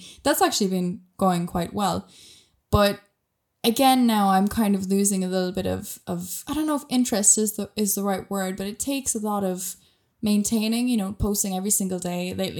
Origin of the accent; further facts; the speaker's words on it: Ireland; accent: Irish; moved away; I'm Irish, as I'm not sure if you'll be able to tell from my accent. A lot of people can. Some people really can't because I haven't lived in Ireland in many years now, actually.